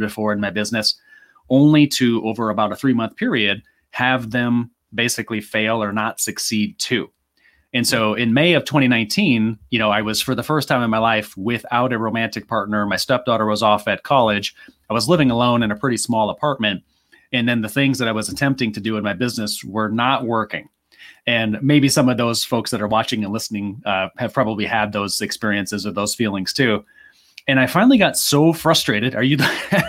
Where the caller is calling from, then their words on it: Phoenix, Arizona, United States; Well, this is because where I live in Phoenix, Arizona, we don't change time zones.